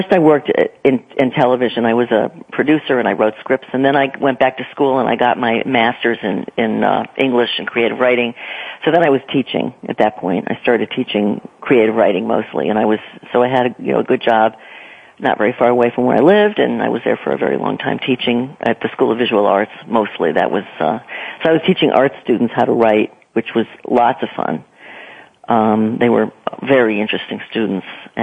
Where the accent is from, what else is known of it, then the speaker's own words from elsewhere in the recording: near New Haven, Connecticut, United States; moved away as an adult; also born or lived in New York / Boston; I grew up in New England. I grew up in Connecticut near New Haven